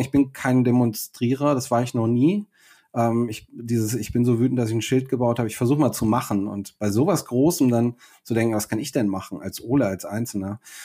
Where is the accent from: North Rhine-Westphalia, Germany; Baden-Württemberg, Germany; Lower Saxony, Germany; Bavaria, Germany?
Lower Saxony, Germany; Buchholz in der Nordheide; moved away as an adult; also born or lived in Düsseldorf / Berlin; now in Hannover, Germany; ich bin in Düsseldorf bis neun aufgewachsen, dann sind wir nach Buchholz in der Nordheide gezogen